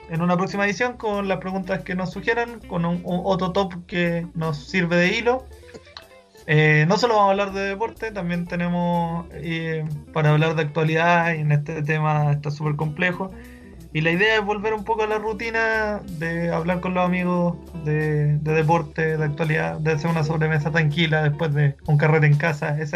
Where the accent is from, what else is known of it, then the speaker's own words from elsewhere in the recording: Chile; creo que antes que ser chileno también soy latino, creo que esa es nuestra verdadera idiosincrasia